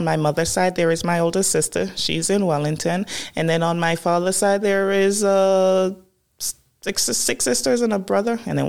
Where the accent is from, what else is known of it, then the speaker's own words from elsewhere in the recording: Jamaica; This is growing up primarily in Jamaica, correct.